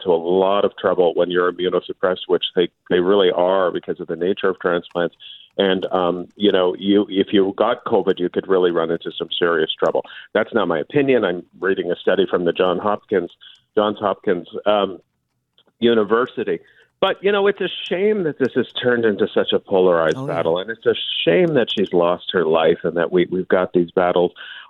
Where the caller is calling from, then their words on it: Toronto, Ontario, Canada; Well, I'm just back from South America, so I'm in Toronto.